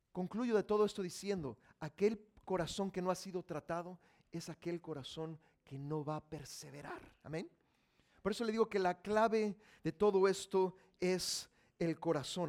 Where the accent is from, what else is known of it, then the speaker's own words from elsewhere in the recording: Mexico; Yo soy mexicano